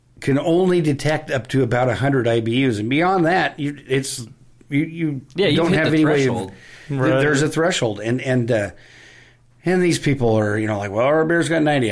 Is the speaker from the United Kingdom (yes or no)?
no; Pierce, Idaho, United States; moved away as an adult; also born or lived in Seattle, Washington / Enumclaw, Washington; Growing up in Pierce, Idaho